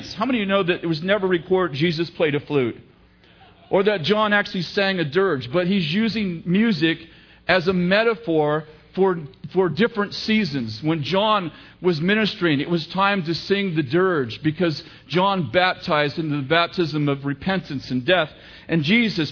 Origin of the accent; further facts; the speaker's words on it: Sunnyvale, California, United States; also born or lived in San Jose; now in Redding, United States; I grew up in San Jose, Sunnyvale actually